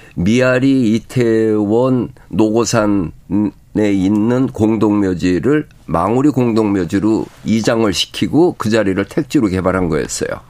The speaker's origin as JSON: {"language": "Korean", "region": "Seoul", "country": "South Korea", "tie": "born or raised there", "said": "내 고향 서울"}